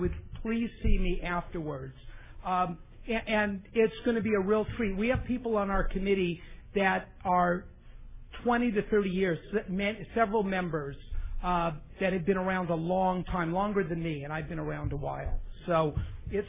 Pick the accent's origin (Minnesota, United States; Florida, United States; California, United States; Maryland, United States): California, United States; San Fernando Valley; I'm from the San Fernando Valley